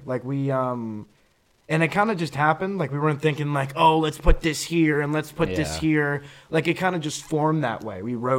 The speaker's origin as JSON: {"language": "English", "region": "Florida", "country": "United States", "also_born_or_lived": "Summerside, Prince Edward Island", "moved": "yes", "lives_now": "Prince Edward Island, Canada"}